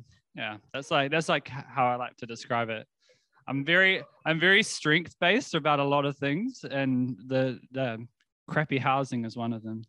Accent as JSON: {"language": "English", "region": "South Island", "country": "New Zealand", "tie": "born or raised there", "moved": "yes", "lives_now": "Wellington, New Zealand", "said": "grew up in the South Island"}